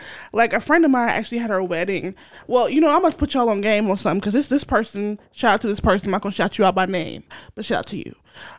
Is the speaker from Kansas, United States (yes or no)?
yes; Kansas, United States; we're from Kansas. We flatlands.